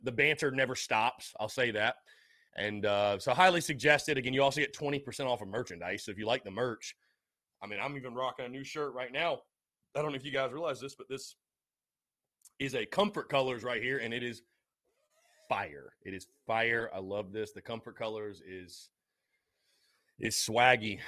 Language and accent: English; Augusta, Georgia, United States; Augusta coming up next Thursday, my hometown